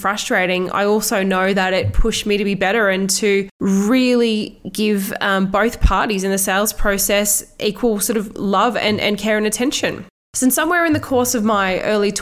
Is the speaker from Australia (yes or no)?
yes; Australia; born or raised there